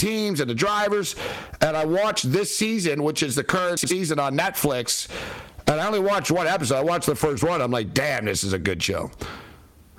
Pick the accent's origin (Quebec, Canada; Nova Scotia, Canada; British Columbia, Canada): Quebec, Canada; Montreal; born or raised there